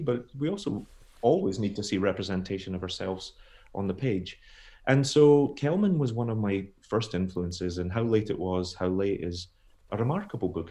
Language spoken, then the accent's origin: English; Scotland, United Kingdom; also born or lived in United States; I'm a Scottish author